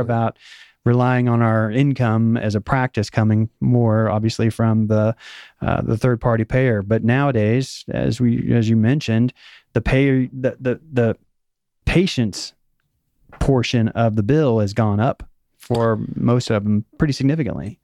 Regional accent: Missouri, United States; also born or lived in Oklahoma; I was born in Oklahoma, and I grew up, uh, my high school years in Missouri, so it's the show me state

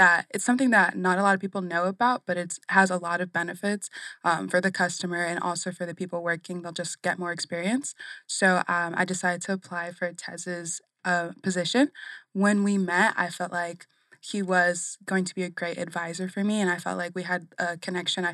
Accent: Arizona, United States; also born or lived in Brooklyn, New York; I was born in New York, but my dad got a job here in Arizona, so we moved over here

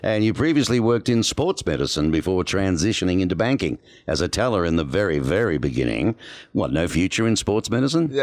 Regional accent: Australia; my pronunciations as an Aussie can be misconstrued

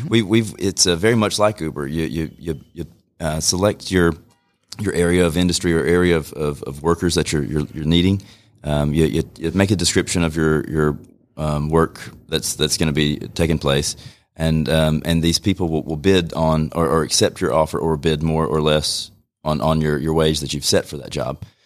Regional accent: Rome, Georgia, United States; born and raised here in Rome.

